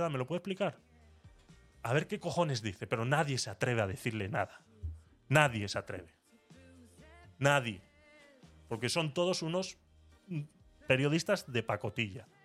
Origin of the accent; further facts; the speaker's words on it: Venezuela; Eh, Mabel y yo somos venezolanas.